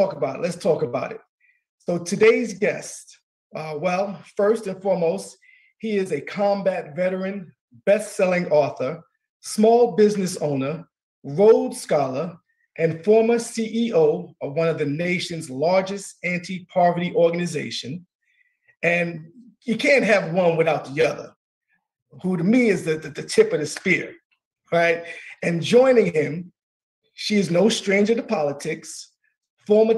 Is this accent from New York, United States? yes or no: yes; New York, United States; I'm a native New Yorker myself